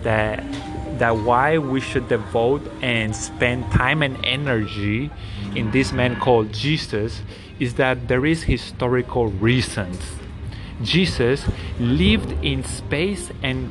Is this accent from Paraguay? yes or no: yes; Paraguay; English is a second language; I am from Paraguay